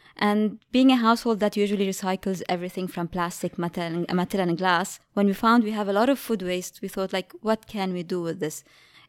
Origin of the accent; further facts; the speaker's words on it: Lebanon; You know, I'm from Lebanon, and coming from there, like, during my childhood, I was always in nature.